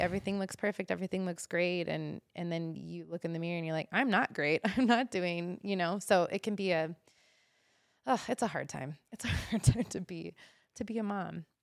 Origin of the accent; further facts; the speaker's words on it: Omaha, Nebraska, United States; moved away as an adult; also born or lived in Pocatello, Idaho; now in Boise, United States; growing up in Omaha, Nebraska